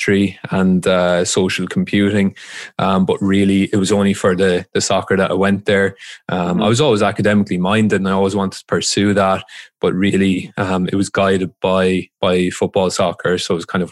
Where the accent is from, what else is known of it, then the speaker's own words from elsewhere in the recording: Waterford, Munster, Ireland; moved away as an adult; also born or lived in Dublin, Ireland; I just played for youth teams around Ireland where I grew up